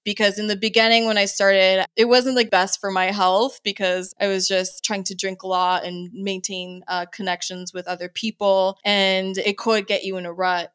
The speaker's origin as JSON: {"language": "English", "town": "San Antonio", "region": "Texas", "country": "United States", "tie": "born or raised there", "also_born_or_lived": "Andrews Air Force Base, Maryland", "moved": "as an adult", "said": "we moved there when I was five, and I basically stayed there until I headed out to college."}